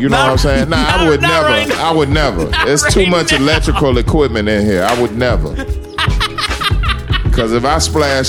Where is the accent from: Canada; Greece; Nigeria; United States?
United States; Memphis, Tennessee; I'm from Memphis.